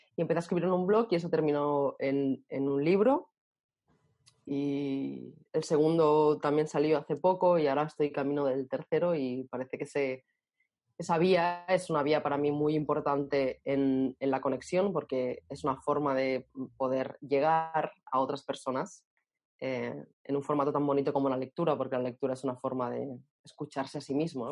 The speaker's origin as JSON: {"language": "Spanish", "town": "Barcelona", "region": "Catalonia", "country": "Spain", "tie": "born or raised there", "said": "nací en Barcelona"}